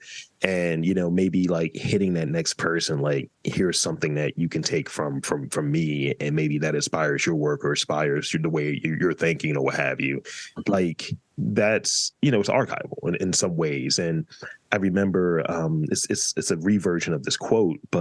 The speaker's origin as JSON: {"language": "English", "town": "New York City", "region": "New York", "country": "United States", "said": "as a New Yorker"}